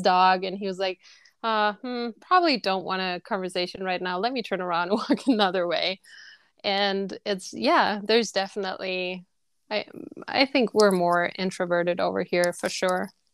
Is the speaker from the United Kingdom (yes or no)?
no; Germany; now in Frankfurt, Germany; I'm from Germany